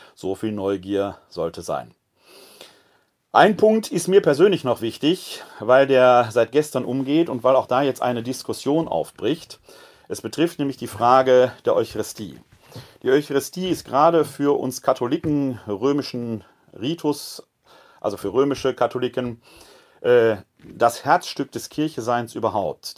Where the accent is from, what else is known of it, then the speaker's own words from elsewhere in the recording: Essen, North Rhine-Westphalia, Germany; now in Wuppertal, Germany; Ich komme ja selbst gebürtig aus Essen, ist mein Heimatbistum